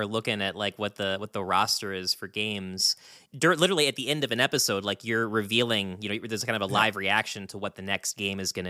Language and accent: English; West Virginia, United States; As locals